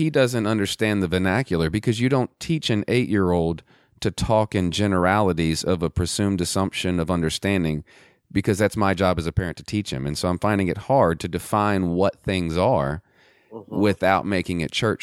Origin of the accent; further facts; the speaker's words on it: the South, United States; I know we're both from the South